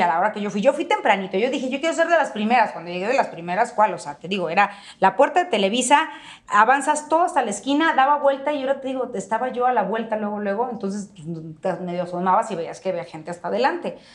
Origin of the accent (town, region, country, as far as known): Mexico